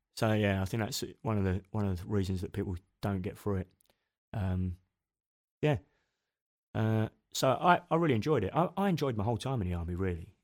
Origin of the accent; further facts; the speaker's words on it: Machynlleth, Wales, United Kingdom; moved away; also born or lived in South London; when we were nine, my parents decided we'd move to mid-Wales, a place called Macantleth